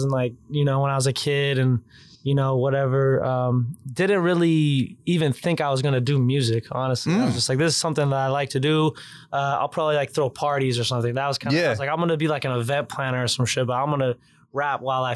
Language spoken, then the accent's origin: English; Ojai, California, United States; also born or lived in Santa Barbara / San Luis Obispo; I was born in Santa Barbara. I lived in a really small town called Ojai